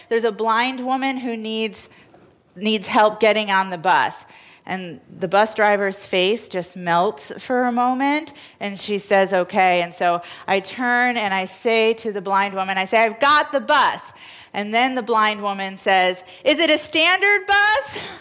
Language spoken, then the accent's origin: English; New York, United States; as a New Yorker